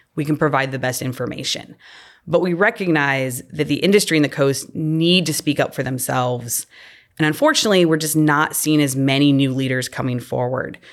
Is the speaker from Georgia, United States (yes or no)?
no; Illinois, United States; moved away as an adult; also born or lived in Missouri / Delaware; growing up in Illinois